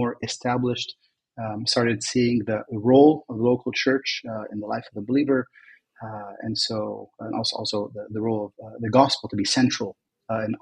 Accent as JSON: {"language": "English", "country": "United States", "tie": "born or raised there", "also_born_or_lived": "Kuwait", "moved": "as an adult", "lives_now": "Lebanon", "said": "since the age of 7, I was raised in the U.S."}